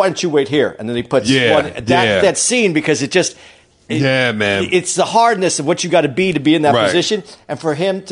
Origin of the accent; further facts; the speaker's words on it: Tucson, Arizona, United States; I'm from Tucson, Arizona